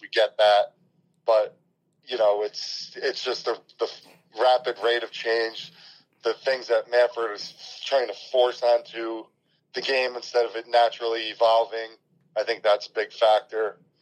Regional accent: New Jersey, United States; I'm from North Jersey

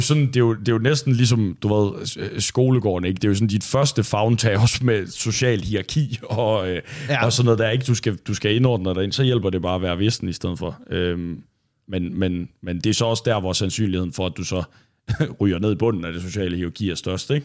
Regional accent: Thy, Northwest Jutland, North Denmark Region, Denmark; jeg er fra Thy i Nordvestjylland, og der var det jo meget en ting, når vi startede med at, øh, at drikke alkohol og gå i byen

